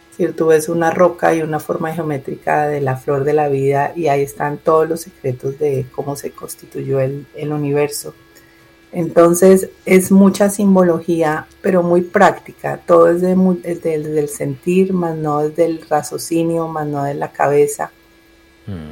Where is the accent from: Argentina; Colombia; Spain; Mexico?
Colombia; now in Miami, United States; yo nací en Colombia y vivo en Miami hace más de 20 años